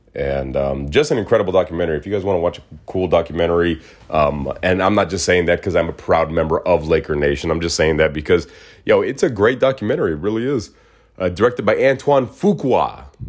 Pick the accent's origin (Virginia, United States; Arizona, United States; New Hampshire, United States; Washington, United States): Arizona, United States; Phoenix; moved away as an adult; also born or lived in Mesa, Arizona; now in Los Angeles, United States; Me growing up in Phoenix, where, you know, we averaged a hundred and fifteen, hundred and eighteen degree weather